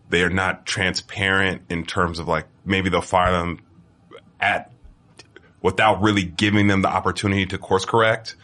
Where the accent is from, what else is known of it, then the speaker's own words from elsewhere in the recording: Bay Area, California, United States; I'm from California